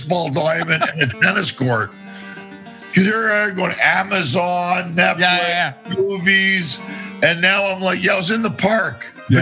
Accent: Ottawa, Ontario, Canada; now in Los Angeles, United States; We're from Ottawa

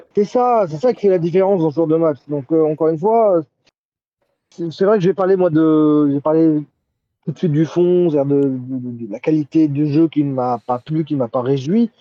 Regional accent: Algeria; en tant qu'Algérien

